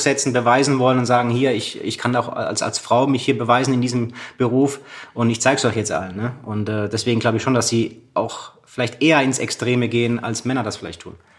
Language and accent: German; Freiburg, Baden-Württemberg, Germany; in Freiburg, wo ich groß geworden bin